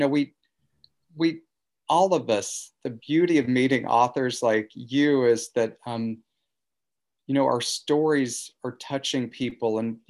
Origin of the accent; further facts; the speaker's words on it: the Ozarks, United States; I felt, you know, as a kid growing up in the Ozarks, that there was a golden key that was passed around in Manhattan